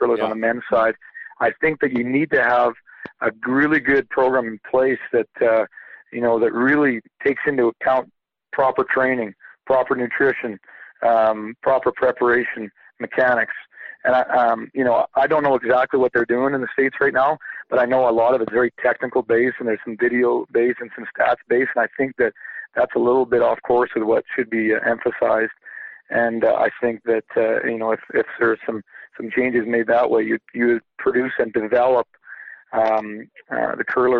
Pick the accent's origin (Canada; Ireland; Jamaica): Canada; I'm Canadian